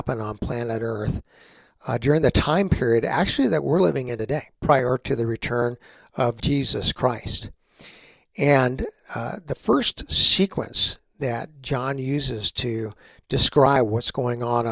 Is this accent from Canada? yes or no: no; Texas, United States; growing up in Texas